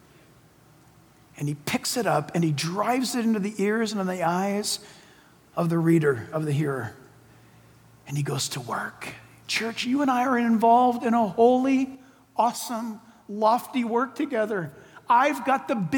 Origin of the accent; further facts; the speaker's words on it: San Diego, California, United States; Shadow Mountain Church in my hometown, San Diego